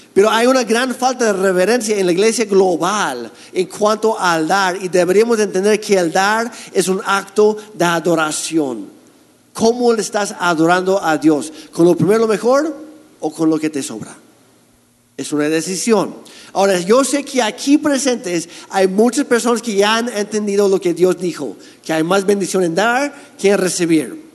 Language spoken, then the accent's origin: Spanish; Canada; now in Mexico; yo soy canadiense